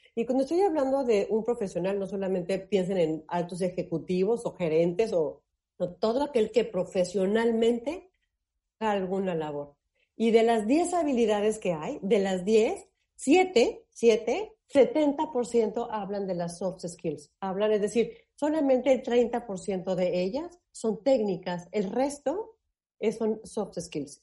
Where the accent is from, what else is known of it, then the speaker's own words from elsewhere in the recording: Mexico; estamos los mexicanos